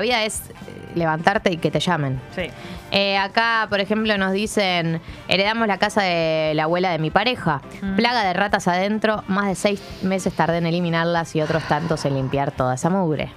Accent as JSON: {"language": "Spanish", "region": "Buenos Aires", "country": "Argentina", "tie": "born or raised there", "said": "Como persona porteña de cemento"}